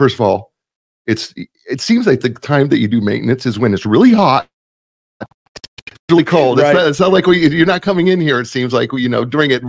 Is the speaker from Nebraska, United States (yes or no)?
yes; Nebraska, United States; now in Raleigh, United States; temperatures this morning were 31, which is really cold for us here in Raleigh. But I checked back home in Nebraska